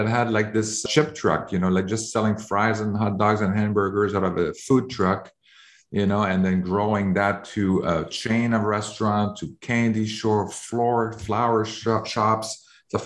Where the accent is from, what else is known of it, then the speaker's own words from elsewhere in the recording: Canada; I'm originally from Canada